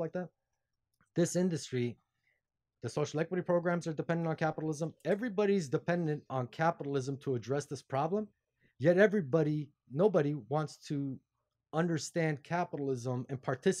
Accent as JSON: {"language": "English", "town": "Glendale", "region": "California", "country": "United States", "tie": "born or raised there", "said": "LA. Glendale"}